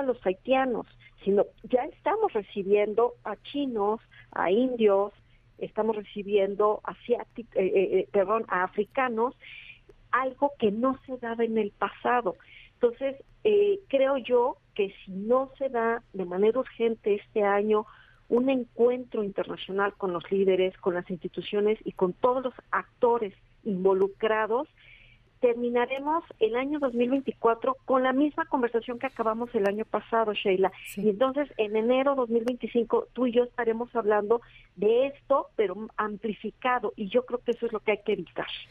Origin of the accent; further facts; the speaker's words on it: Mexico; nosotros lo vivimos como mexicanos